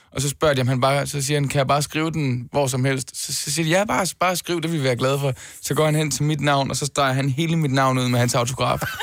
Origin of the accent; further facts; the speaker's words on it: Denmark; Danmark i første omgang, fordi det er mit hjemland